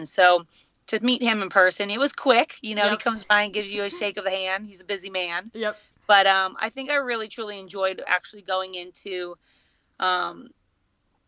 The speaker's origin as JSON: {"language": "English", "town": "Los Angeles", "region": "California", "country": "United States", "tie": "born or raised there", "said": "being my hometown"}